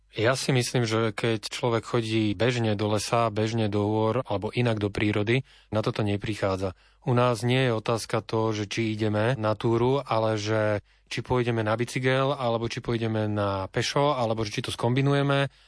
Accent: Bratislava, Bratislava Region, Slovakia; My sme teda z Bratislavy

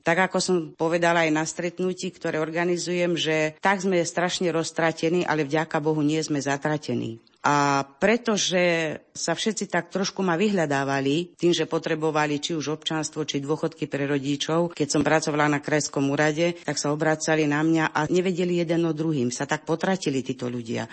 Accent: Romania; moved away as an adult; now in Ružindol, Slovakia; som hrdá, že som vyrastala v Rumunsku ako Slovenka

